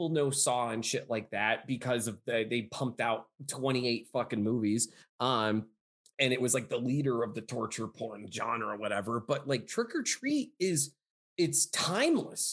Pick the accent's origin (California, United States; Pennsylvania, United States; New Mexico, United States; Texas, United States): Pennsylvania, United States; I'm from Pennsylvania.